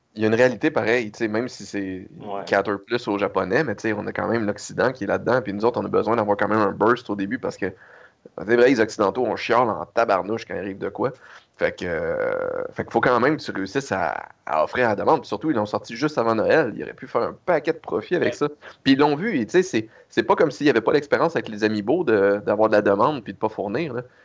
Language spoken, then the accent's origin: French; Canada; je suis un Canadien